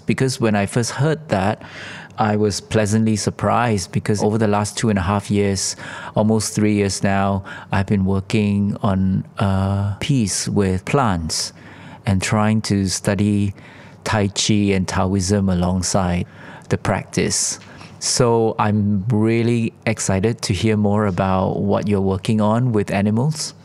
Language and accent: English; Singapore; I'm from Singapore and we are called the Switzerland of Asia